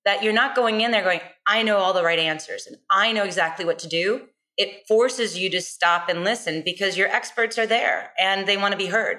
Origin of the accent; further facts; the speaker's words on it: United States; as an American and a female